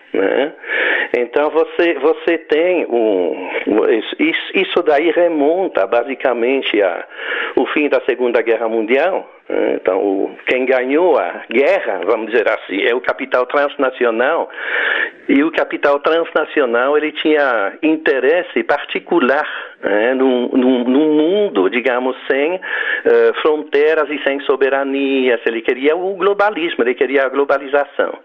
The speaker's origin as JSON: {"language": "Portuguese", "country": "Belgium", "accent": "foreign", "second_language": "Portuguese", "moved": "as an adult", "lives_now": "Goiânia, Brazil", "said": "eu tenho um sotaque estrangeiro, um nome estrangeiro, não é? Então eu sou um brasileiro eh, adotivo, digamos, né? Quer dizer, eu, eu, eu, eu venho da Bélgica"}